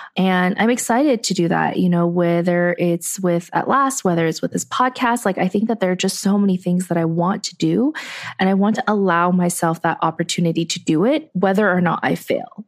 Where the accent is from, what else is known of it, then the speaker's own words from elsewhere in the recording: United States; I grew up in a society that values people who think outside of the box